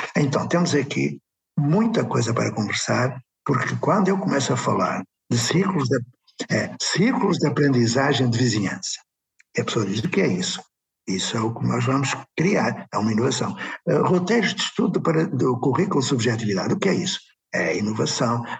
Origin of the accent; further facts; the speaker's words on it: Porto, Norte, Portugal; quando era pequenino, nasci no Puerto